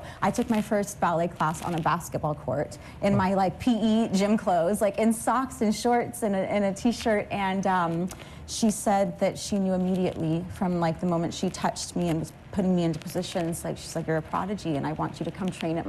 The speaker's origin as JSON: {"language": "English", "town": "Los Angeles", "region": "California", "country": "United States", "tie": "born or raised there", "said": "I grew up in Los Angeles, California, mm-hmm. and I was one of six children. I grew up in like underprivileged communities most of mm-hmm. my life"}